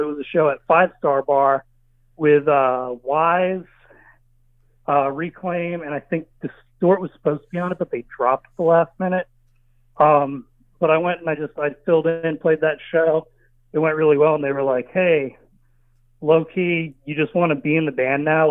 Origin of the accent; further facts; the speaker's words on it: Charlotte, North Carolina, United States; moved away as an adult; also born or lived in Long Island, New York; now in California, United States; I'm not from North Carolina. I'm from Long Island. Um, I moved to North Carolina at a very young age